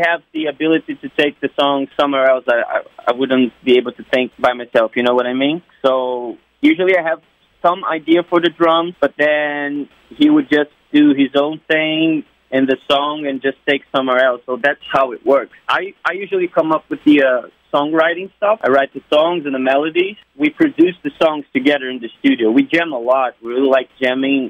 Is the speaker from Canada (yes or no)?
no; Brazil; moved away as an adult; We're actually from Brazil, three of us